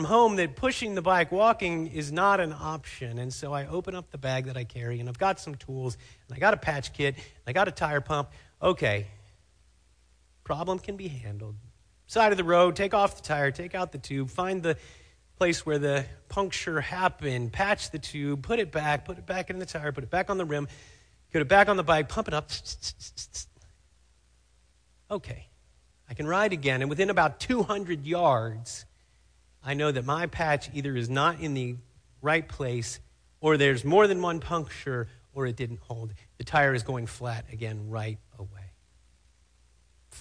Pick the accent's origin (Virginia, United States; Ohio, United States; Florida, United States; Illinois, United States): Ohio, United States; Cincinnati; now in Fremont, United States; The hospital where I was born in Cincinnati, Ohio, is named Good Samaritan Hospital